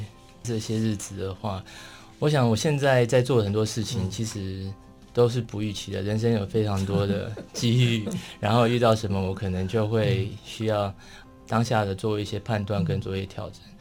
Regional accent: Taipei, Taiwan; also born or lived in Taitung; 我算台东出生的， 对对对， 然后在台北长大。

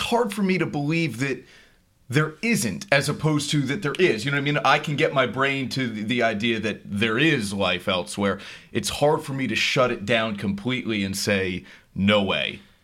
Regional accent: New Jersey, United States; now in New York, United States; I'm from New Jersey

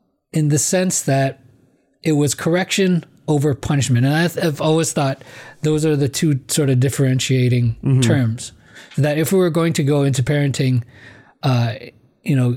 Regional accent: Philippines; As a Filipino

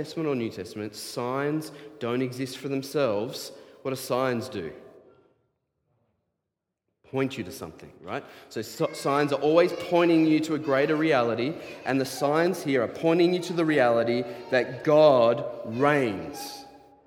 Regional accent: Diamond Creek, Victoria, Australia; I grew up around snakes in Diamond Creek

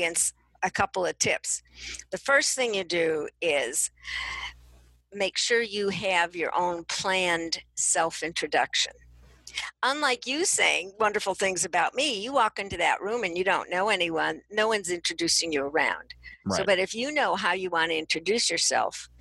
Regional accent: Chicago, Illinois, United States; I'm from Chicago

